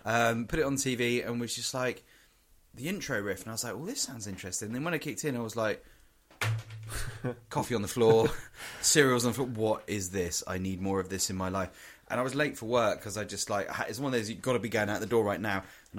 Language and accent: English; England, United Kingdom; we're from England and all this kind of stuff.